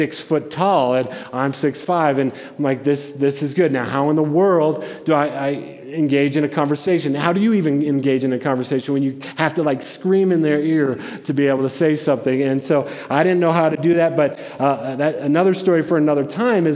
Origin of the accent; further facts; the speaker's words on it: Denver, Colorado, United States; I grew up in Denver